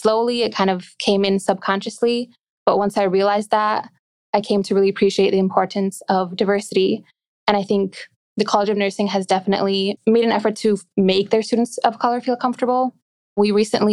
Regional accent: Glendale, Wisconsin, United States; I've always lived in the suburbs of Milwaukee. That's where I was born and raised

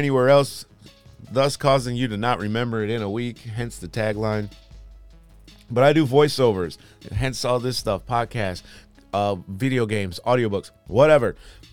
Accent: Michigan, United States; I'm from Michigan, but not Detroit or Flint or Detroit, really, but suburbs.

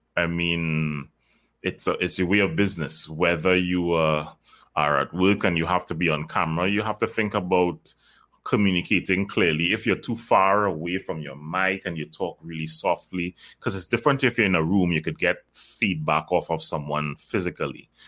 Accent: Trinidad & Tobago; I am from Trinidad and Tobago, by the way. I, I live there

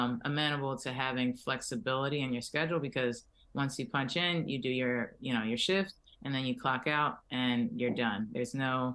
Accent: Philadelphia, Pennsylvania, United States; moved away as an adult; now in Miami, United States; I'm originally from Philadelphia

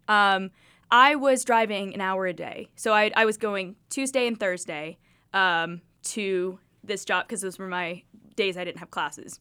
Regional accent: Kingsport, Tennessee, United States; I grew up watching News Channel eleven. I'm from the air, I'm from Kingsport.

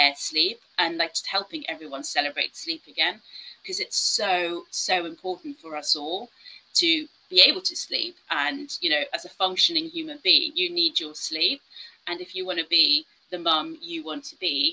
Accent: South Africa; moved away; I grew up in South Africa where we had someone who was always cleaning the house and stuff

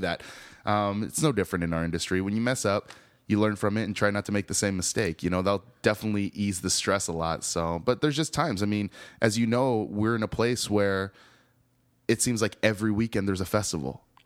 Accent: the Northwest, Pacific Northwest, United States; moved away as an adult; also born or lived in Seattle; now in Austin, United States; growing up in the Northwest

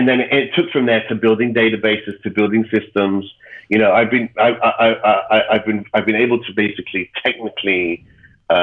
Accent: England, United Kingdom; moved away; also born or lived in Ireland; I was born in Ireland, but I was raised in England

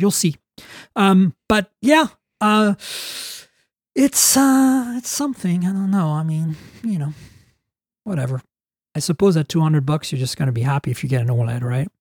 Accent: Canada; As a Canadian

